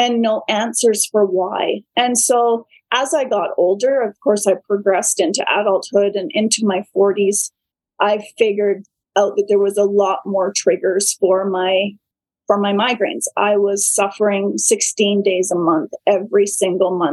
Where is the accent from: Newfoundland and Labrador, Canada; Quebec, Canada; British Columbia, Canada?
British Columbia, Canada; Vancouver Island; now in Mossleigh, Canada; I grew up on Vancouver Island